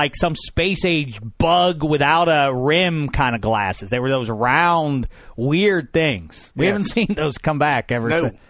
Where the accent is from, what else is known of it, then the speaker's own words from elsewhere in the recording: Pittsburgh, Pennsylvania, United States; Growing up in Pittsburgh